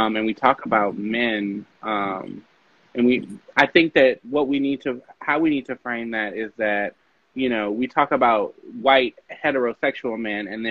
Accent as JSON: {"language": "English", "town": "New Orleans", "region": "Louisiana", "country": "United States", "said": "I'm from New Orleans"}